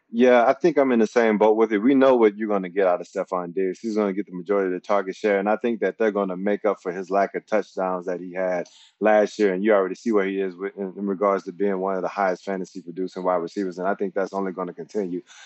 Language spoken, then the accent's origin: English; Mississippi, United States; moved away as an adult; born and raised in Mississippi